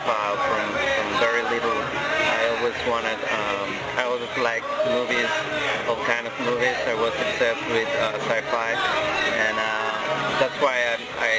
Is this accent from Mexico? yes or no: yes; Mexico; I come from Mexico